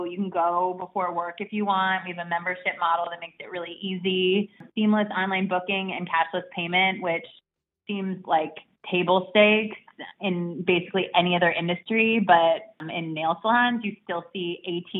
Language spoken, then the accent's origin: English; suburbs of Chicago, Illinois, United States; moved away as an adult; I grew up in the suburbs of Chicago. I haven't lived in Chicago since high school